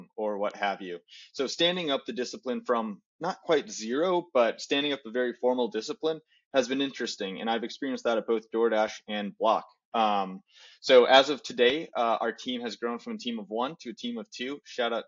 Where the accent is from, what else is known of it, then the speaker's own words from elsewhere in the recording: Chicago, Illinois, United States; also born or lived in Portland; now in Los Angeles, United States; I was born and raised in Chicago, lived internationally for a little bit, came back to the States for school. And now I live in Los Angeles after spending about 7 years in Portland.